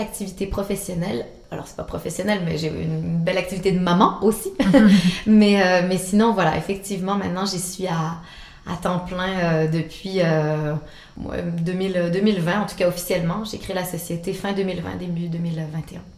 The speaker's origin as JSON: {"language": "French", "region": "Quebec", "country": "Canada", "accent": "Québécois", "moved": "yes", "lives_now": "Switzerland", "said": "mon accent québécois"}